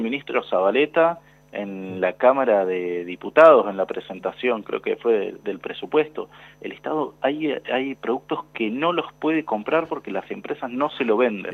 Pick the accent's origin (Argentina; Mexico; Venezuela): Argentina; Lanús, Buenos Aires Province; yo soy de Lanús